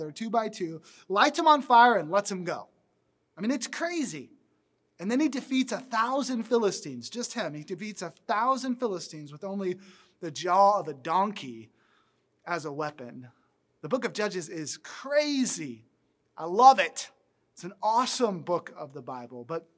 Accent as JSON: {"language": "English", "region": "the South", "country": "United States", "tie": "born or raised there", "said": "I grew up in the South where we ate biscuits a lot"}